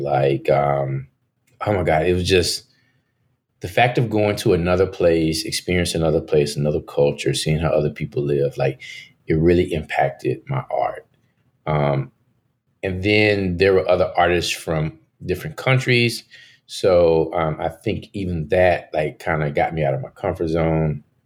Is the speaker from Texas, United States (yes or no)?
yes; Dallas, Texas, United States; moved away as an adult; now in New York City, United States; growing up in Dallas